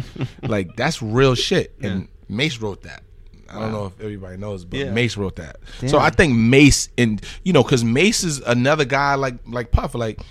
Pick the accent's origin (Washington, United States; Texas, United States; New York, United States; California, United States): New York, United States; Bronx; Well, keep in mind, I'm from the Bronx.